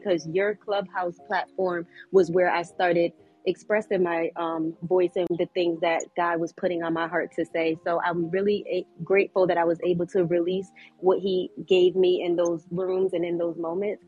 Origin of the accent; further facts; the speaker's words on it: Connecticut, United States; now in North Carolina, United States; I'm from Connecticut